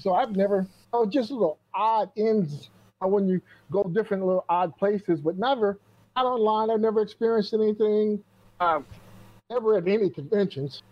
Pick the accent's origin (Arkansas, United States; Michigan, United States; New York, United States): Michigan, United States; now in Quad Cities, United States; I grew up in Michigan. I'm in Iowa now.